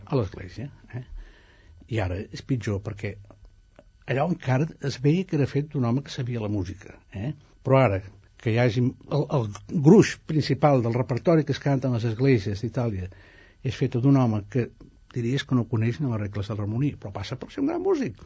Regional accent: a village 4 km from Els Prats de Rei, Catalonia, Spain; now in Italy; on van néixer els meus abans passats

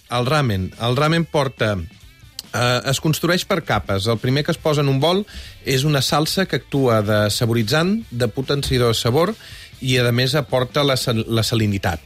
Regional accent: Balenyà, Catalonia, Spain; jo sóc de Balanyà

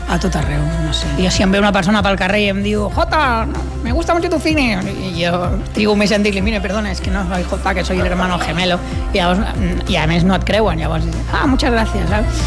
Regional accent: Barcelona, Catalonia, Spain; som de la Trinitat Vella, de la Trinidad Vieja, nosaltres, i molt orgullosos

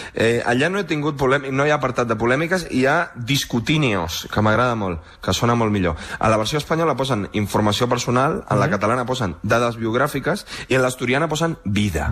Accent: Uruguay; now in Madrid, Spain; jo soc d'Uruguai

